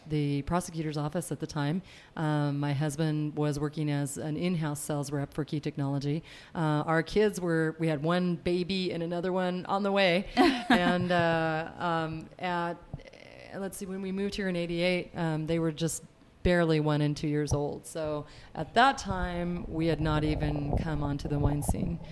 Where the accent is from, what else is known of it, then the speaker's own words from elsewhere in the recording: north central Washington, United States; moved away as an adult; also born or lived in Walla Walla, Washington; now in Eagle, Idaho, United States; both of us grew up on cattle ranches in north central Washington